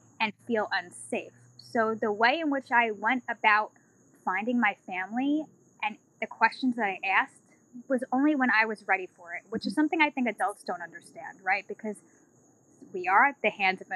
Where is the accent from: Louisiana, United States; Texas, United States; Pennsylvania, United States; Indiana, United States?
Louisiana, United States; Baton Rouge; I was born in Baton Rouge, Louisiana